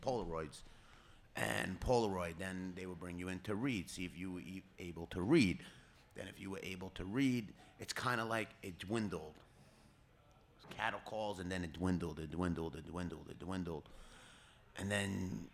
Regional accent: New York City, New York, United States; I was born and raised on Arthur Avenue in the Bronx.

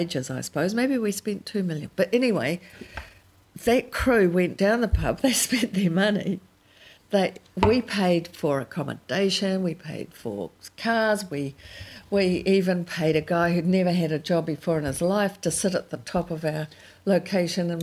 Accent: New Zealand; being a Kiwi

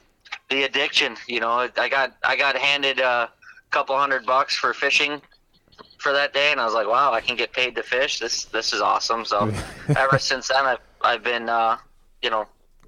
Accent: Wales, Wisconsin, United States; now in Campbellsport, United States; I'm originally from Wales, Wisconsin, but right now I live in Campbellsport, Wisconsin, so I'm just south of Fond du Lac.

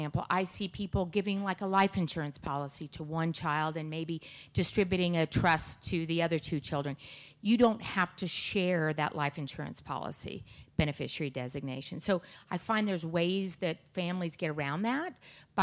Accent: Aspen, Colorado, United States; I grew up in Aspen

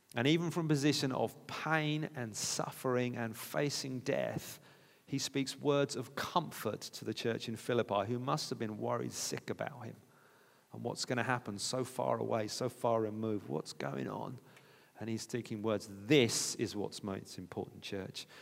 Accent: United Kingdom; We're British

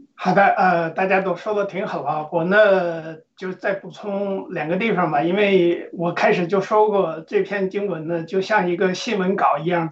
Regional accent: China; 按照我们中国人的这个习惯

